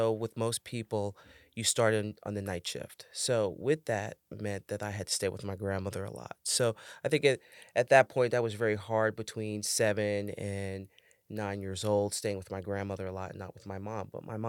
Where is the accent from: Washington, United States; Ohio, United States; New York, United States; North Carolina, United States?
New York, United States; New York City; Growing up in the Bronx?